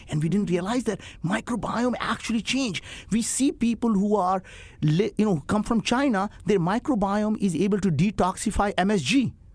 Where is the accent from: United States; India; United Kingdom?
India; English is a second language; moved away; I grew up in India